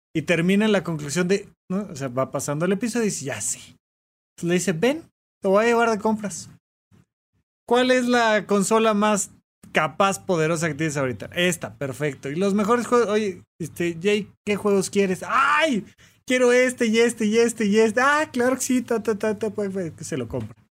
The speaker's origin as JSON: {"language": "Spanish", "town": "Almoloya de Juárez", "region": "State of Mexico", "country": "Mexico", "tie": "born or raised there", "moved": "yes", "lives_now": "Mexico City, Mexico", "said": "yo vivía en Almoloya de Juárez"}